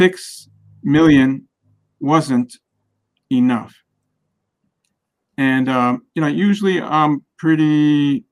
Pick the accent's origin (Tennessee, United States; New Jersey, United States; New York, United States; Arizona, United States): New York, United States; Great Neck; I grew up in Great Neck, fairly affluent, we were well off